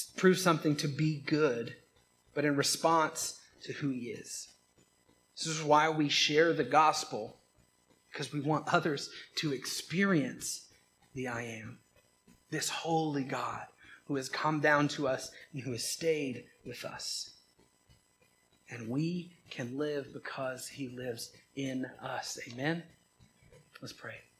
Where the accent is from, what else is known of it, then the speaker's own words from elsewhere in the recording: Georgia, United States; I am from Georgia